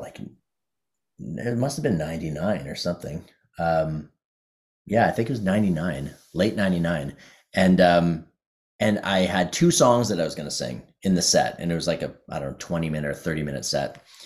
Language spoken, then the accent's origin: English; Ottawa, Ontario, Canada; the thing about Ottawa when I was growing up is there were two blues clubs